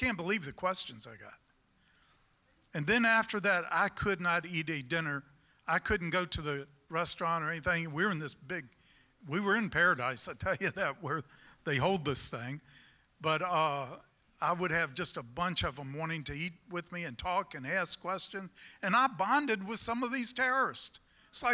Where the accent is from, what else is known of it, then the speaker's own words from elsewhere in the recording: United States; I'm a Christian and then I'm an American.